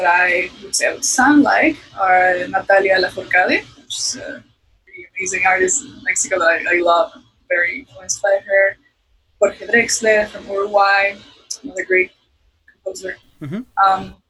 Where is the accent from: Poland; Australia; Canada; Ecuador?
Ecuador; moved away as an adult; also born or lived in Venezuela / Boston; now in Los Angeles, United States; I grew up in Ecuador, though.